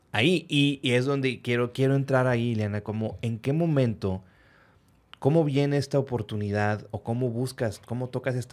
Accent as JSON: {"language": "Spanish", "town": "Reynosa", "region": "Tamaulipas", "country": "Mexico", "said": "es que soy de Reynosa."}